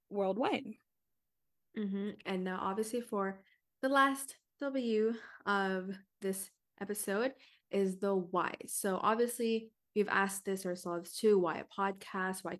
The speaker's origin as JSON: {"language": "English", "region": "Washington", "country": "United States", "said": "But that is because I am personally from Washington State. This is where I reside, this is where I live."}